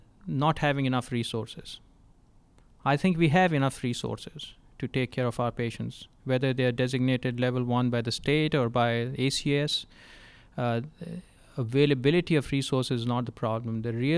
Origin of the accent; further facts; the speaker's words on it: Texas, United States; I'm from Texas, and Texas has a statewide trauma system and their own designation system.